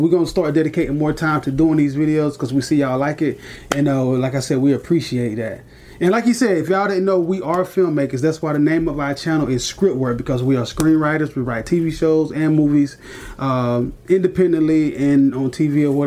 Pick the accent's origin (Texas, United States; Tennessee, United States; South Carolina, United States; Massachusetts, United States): South Carolina, United States; Greenville; We're from Greenville, South Carolina